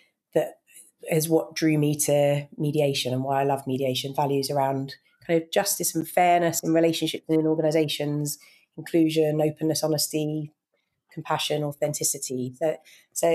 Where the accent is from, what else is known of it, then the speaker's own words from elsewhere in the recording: United Kingdom; I grew up in just outside London